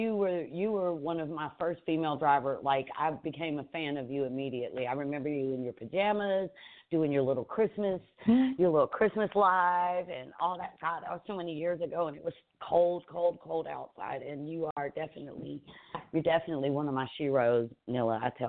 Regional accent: Atlanta, Georgia, United States; Like, I grew up in West End over by the old Kroger on the other side of 285.

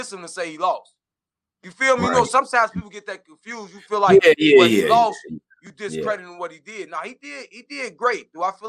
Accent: Midwest, United States; I'm from the Midwest.

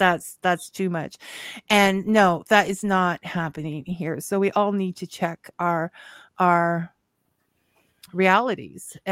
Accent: Southern Ontario, Canada; I grew up in Southern Ontario

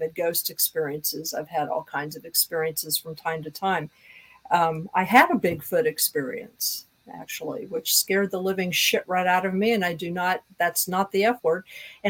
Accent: Kansas, United States; moved away as an adult; I'm from Kansas too.

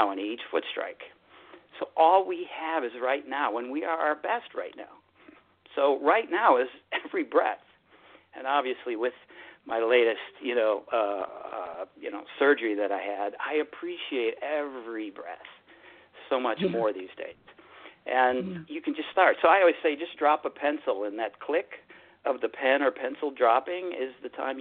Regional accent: Chicago, Illinois, United States; moved away; also born or lived in West Coast; I'm from Chicago

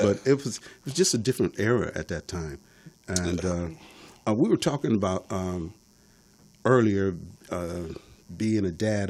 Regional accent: Detroit, Michigan, United States; I'm from Detroit, yeah. born and raised.

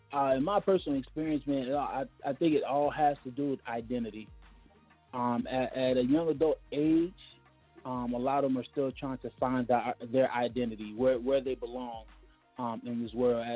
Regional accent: Miami, Florida, United States; moved away; I'm from Miami, Florida.

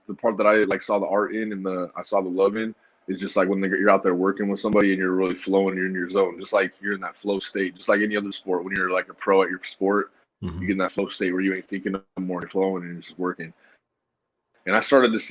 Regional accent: Denver, Colorado, United States; moved away as an adult; also born or lived in New York; now in Los Angeles, United States; I'm from Denver, Colorado. So I went back to the Rockies for a while. I kind of hit home base again.

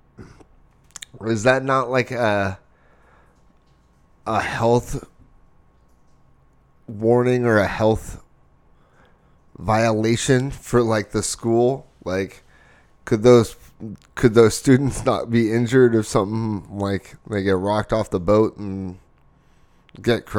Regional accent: Arizona, United States; we're from Arizona

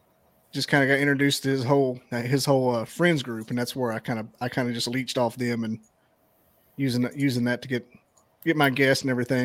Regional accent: Scottsboro, Alabama, United States; So I started off with friends from back home, because I'm from Scottsboro. So I had just small towns. Everybody knew everybody.

